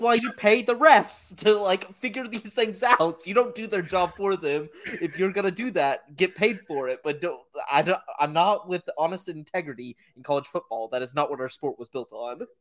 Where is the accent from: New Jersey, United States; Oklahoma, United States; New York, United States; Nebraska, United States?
Oklahoma, United States; born or raised there